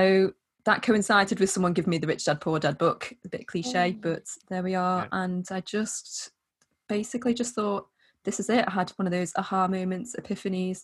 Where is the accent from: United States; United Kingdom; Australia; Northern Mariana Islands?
United Kingdom; the Wirral, North West England; I am from the Wirral in the northwest of England